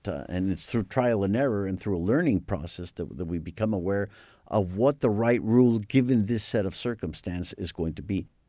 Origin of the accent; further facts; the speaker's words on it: Mexico City, Mexico; growing up in the Anglo-Saxon community, which is a very strong and very large com, very influential community in, uh, in Mexico